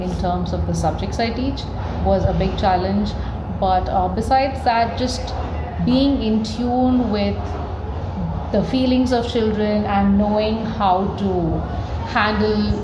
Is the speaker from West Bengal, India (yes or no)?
no; Kerala, India; moved away as an adult; now in Bangalore, India; I am from Kerala, but I've been living in Bangalore for 10 years now